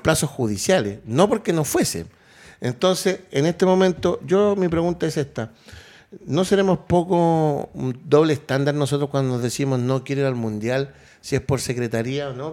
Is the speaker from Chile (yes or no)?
yes; Chile; como chilenos